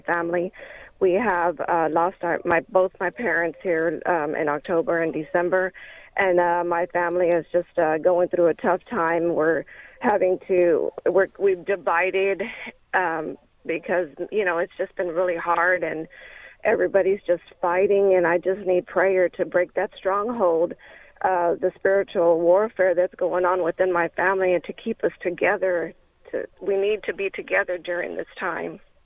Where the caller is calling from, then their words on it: Texas, United States; I'm calling from Texas.